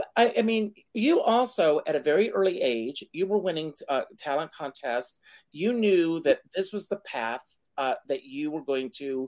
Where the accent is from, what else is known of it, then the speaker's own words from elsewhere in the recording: South Carolina, United States; came from South Carolina. I worked hard to get rid of it.